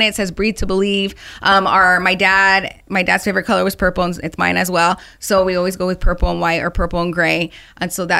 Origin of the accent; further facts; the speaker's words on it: Phoenix, Arizona, United States; This is my hometown, and mm-hmm. I love being from Phoenix, Arizona. I originally grew up in the West Valley.